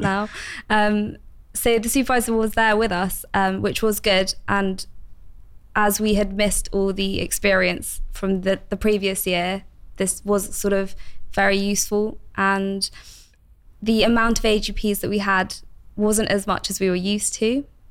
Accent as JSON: {"language": "English", "region": "London", "country": "United Kingdom", "also_born_or_lived": "Bristol", "moved": "as an adult", "said": "I've recently moved back home to London"}